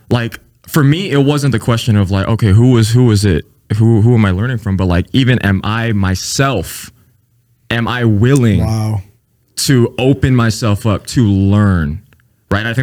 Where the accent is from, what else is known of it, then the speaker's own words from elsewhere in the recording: Vancouver, British Columbia, Canada; born there; also born or lived in New Orleans, United States / Houston, United States; I was born in Vancouver, Canada. I moved to New Orleans. Hurricane Katrina happened, so we decided to reside in Houston